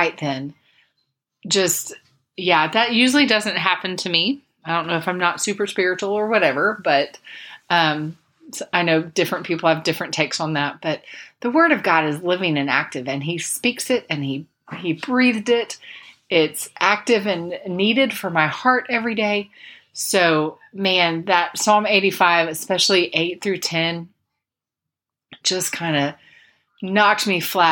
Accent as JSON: {"language": "English", "area": "Polk County", "region": "Central Florida", "country": "United States", "tie": "born or raised there", "moved": "yes", "said": "I grew up in Central Florida, grew up in Polk County, the lightning capital of the world"}